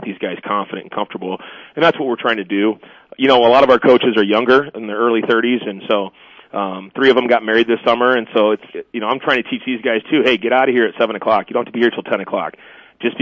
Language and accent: English; Omaha, Nebraska, United States; moved away as an adult; now in Sioux Falls, United States; I'm from Omaha, so my mom's still down in Omaha